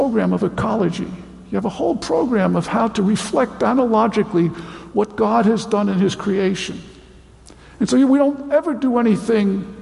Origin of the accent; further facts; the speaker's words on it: United States; I'm an American